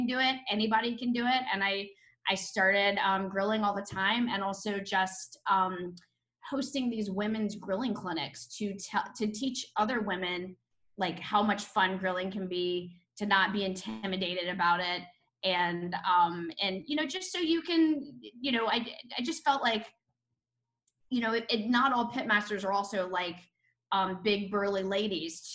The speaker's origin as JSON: {"language": "English", "region": "North Carolina", "country": "United States", "tie": "born or raised there", "also_born_or_lived": "Atlanta", "moved": "as an adult", "lives_now": "Florida, United States", "said": "I'm actually originally from North Carolina"}